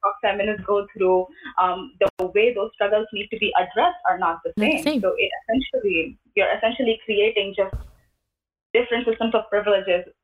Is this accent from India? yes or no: yes; India; moved away as an adult; now in United States; When I was growing up, I grew up in India